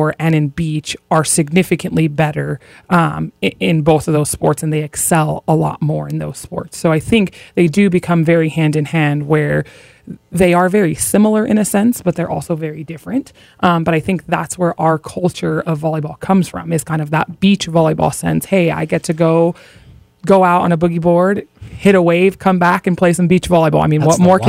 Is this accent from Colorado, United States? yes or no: no; Hawaii, United States; moved away as an adult; growing up in Hawaii, I'm used to really, really good weather